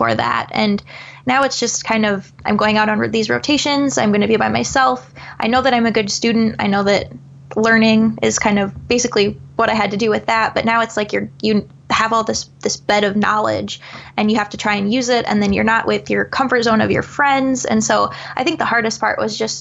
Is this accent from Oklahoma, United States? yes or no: no; Eastern Iowa, United States; I'm obviously from Eastern Iowa, so a lot of my family's back there